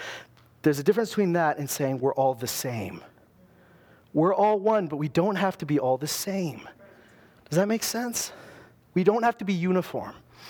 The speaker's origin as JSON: {"language": "English", "town": "Loon Lake", "region": "Saskatchewan", "country": "Canada", "said": "I wasn't a small town guy. I came from Loon Lake, but those Loon Lakers were not like me."}